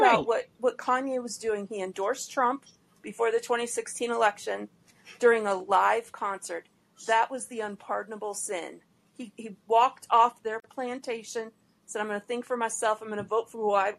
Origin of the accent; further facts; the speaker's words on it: Detroit, Michigan, United States; my hometown of Detroit